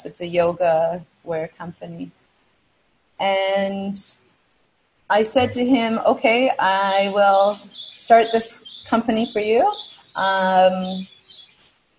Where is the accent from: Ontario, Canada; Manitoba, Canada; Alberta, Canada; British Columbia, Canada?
British Columbia, Canada; Vancouver; I was born in Vancouver, Canada, to an incredibly loving family.